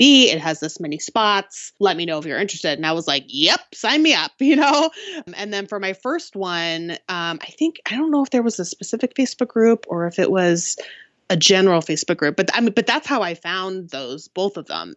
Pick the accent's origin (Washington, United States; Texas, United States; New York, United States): Washington, United States; Seattle; I am from the Seattle area